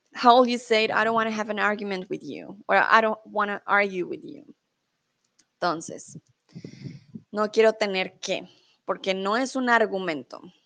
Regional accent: Colombia; also born or lived in Mexico; now in Germany

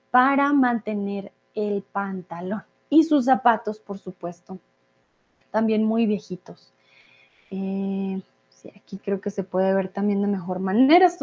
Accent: Bogotá, Colombia; yo soy de Colombia, yo soy Rola de Bogotá, yo tengo un acento, digamos, poco más neutro

